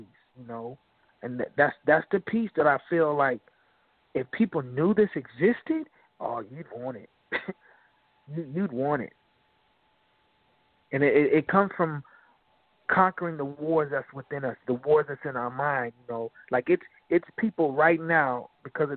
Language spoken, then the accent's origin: English; Aurora, Illinois, United States; my hometown, Aurora